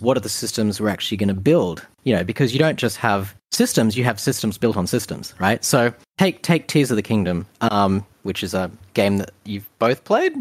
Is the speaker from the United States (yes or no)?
no; Australia; Being an Australian